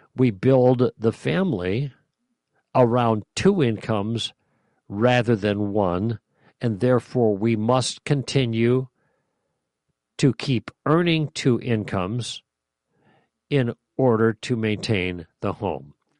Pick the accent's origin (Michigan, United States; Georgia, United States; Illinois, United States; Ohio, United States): Illinois, United States; Chicago; I grew up in Chicago